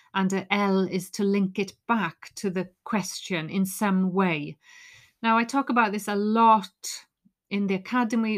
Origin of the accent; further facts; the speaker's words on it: Wales, United Kingdom; I'm Welsh